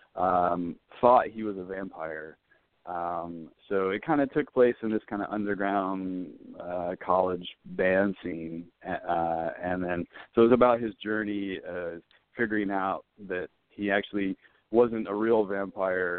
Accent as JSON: {"language": "English", "town": "Winston-Salem", "region": "North Carolina", "country": "United States", "tie": "born or raised there", "also_born_or_lived": "Chapel Hill, North Carolina", "moved": "as an adult", "lives_now": "Los Angeles, United States", "said": "I'm originally from North Carolina. I grew up in Winston-Salem and went to school there."}